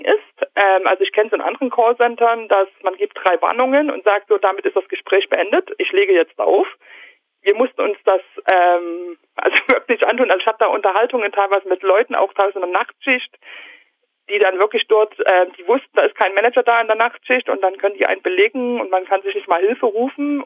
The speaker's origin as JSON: {"language": "German", "country": "Germany", "also_born_or_lived": "Shannon, Ireland", "moved": "as an adult", "said": "als Deutsche"}